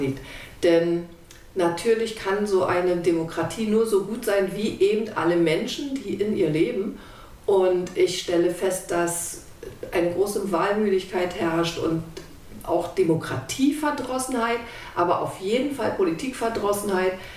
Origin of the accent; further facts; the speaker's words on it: Germany; Ich bin in der DDR groß geworden